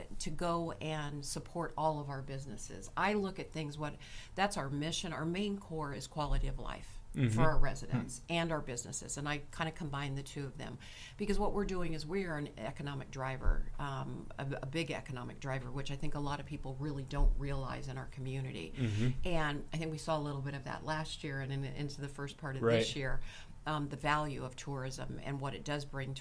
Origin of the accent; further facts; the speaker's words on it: San Diego, California, United States; moved away as an adult; also born or lived in Galveston, Texas; now in Spokane, United States; growing up in San Diego, the word y'all come out and those type of things just from growing up